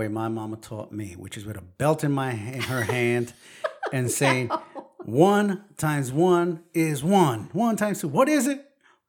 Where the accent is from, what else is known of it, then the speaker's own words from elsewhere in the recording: New York City, New York, United States; accent: Brooklyn; My native language is Brooklyn.